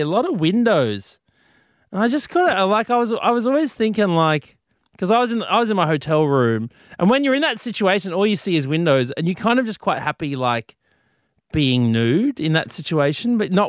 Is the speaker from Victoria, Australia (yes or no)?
no; Sydney, New South Wales, Australia; moved away as an adult; now in Brisbane, Australia; Have you ever looked at your hometown like a tourist?